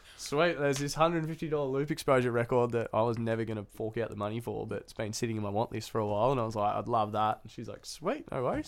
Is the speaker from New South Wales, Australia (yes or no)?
no; Noosa, Queensland, Australia; now in Newcastle, Australia; I grew up in Noosa, it's a pretty small town